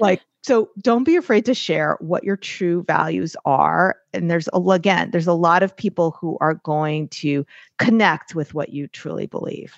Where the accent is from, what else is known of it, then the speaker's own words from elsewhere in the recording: New York, United States; I'm New Yorker, I'm Jewish